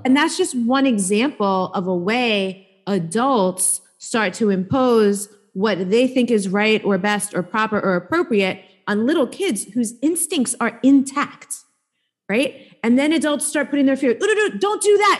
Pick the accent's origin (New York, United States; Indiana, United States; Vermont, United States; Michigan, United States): New York, United States; New York City; I grew up in New York